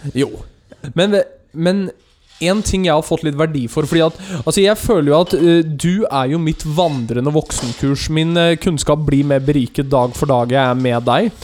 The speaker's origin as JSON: {"language": "Norwegian", "town": "Løten", "region": "Innlandet", "country": "Norway", "said": "jeg er fra Løten"}